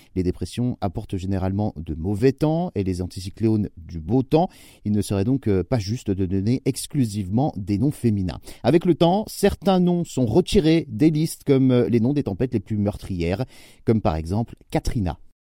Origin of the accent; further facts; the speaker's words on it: France; chez nous, en France